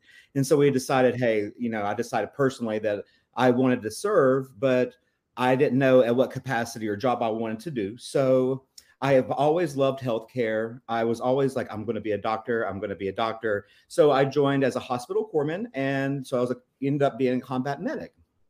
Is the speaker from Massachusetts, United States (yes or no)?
no; Rock Hill, South Carolina, United States; So actually, I grew up in Rock Hill, South Carolina, and I lived there until I was about 19 and I enrolled to college.